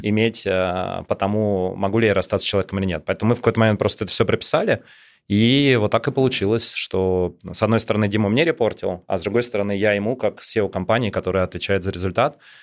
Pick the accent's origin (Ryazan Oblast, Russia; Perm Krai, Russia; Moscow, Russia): Moscow, Russia; я родился и вырос в Москве